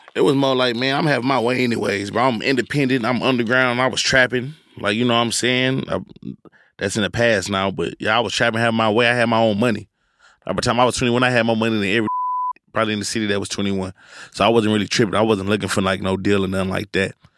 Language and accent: English; Houston, Texas, United States; I'm from Houston